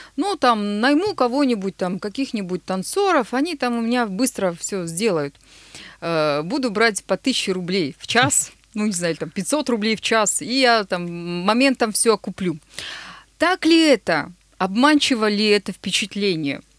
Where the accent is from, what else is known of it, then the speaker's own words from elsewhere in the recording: Nizhny Tagil, Sverdlovsk Oblast, Russia; moved away; открыть в моем родном городе танцевальную студию Max Dance